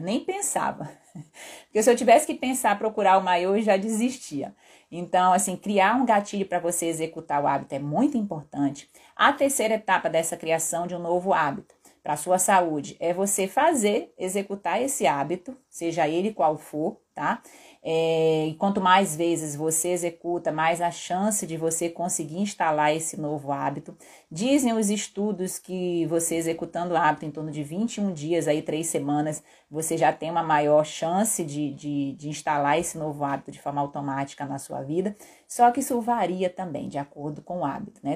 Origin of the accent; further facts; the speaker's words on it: Belém, Pará, Brazil; moved away; em Belém, que era onde eu morava e sou paraense